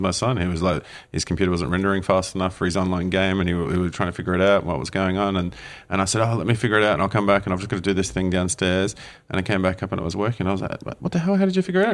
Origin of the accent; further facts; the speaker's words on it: Australia; now in New Zealand; As an Aussie growing up, you know there were so many regions in Australia